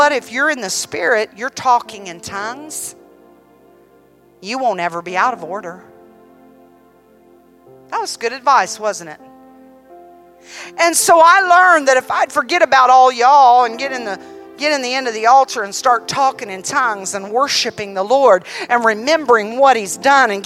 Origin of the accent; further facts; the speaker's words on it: Columbus, Ohio, United States; moved away; also born or lived in Tennessee; I was raised in Columbus, Ohio